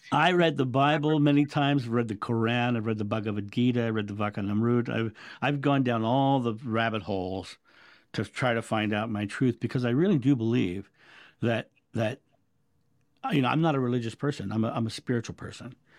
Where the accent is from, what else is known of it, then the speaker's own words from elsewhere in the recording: United States; I'm American.